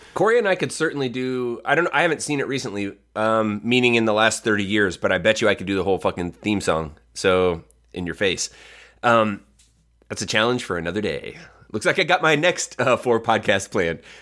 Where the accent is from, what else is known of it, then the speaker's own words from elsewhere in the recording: Northwest Ohio, United States; we grew up in a small town in Northwest Ohio that got W G N